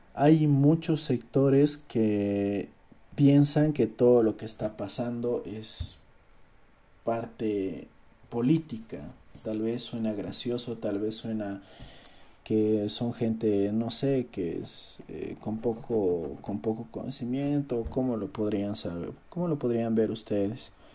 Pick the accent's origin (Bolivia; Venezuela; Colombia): Bolivia; yo soy del país de Bolivia.